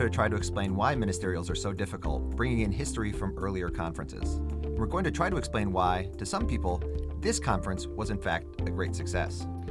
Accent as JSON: {"language": "English", "country": "United States", "said": "me as an American"}